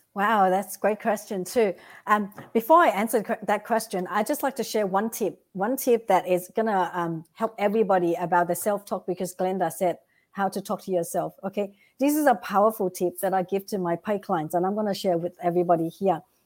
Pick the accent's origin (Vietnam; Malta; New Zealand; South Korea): Vietnam; moved away; I came from Vietnam